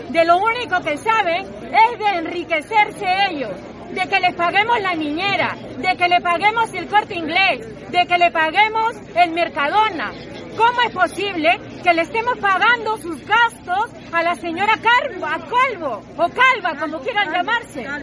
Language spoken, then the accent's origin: Spanish; Peru; now in Spain; de Perú y ahora mismo se está jugando el comunismo en mi patria